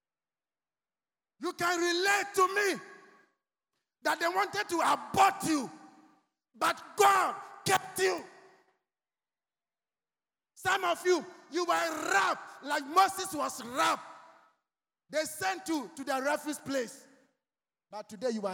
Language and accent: English; Accra, Greater Accra, Ghana; I was walking from Laboni to Osu home as young as I was